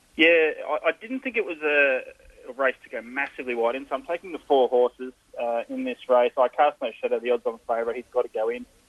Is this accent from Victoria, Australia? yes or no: yes; provincial Victoria, Australia; my hometown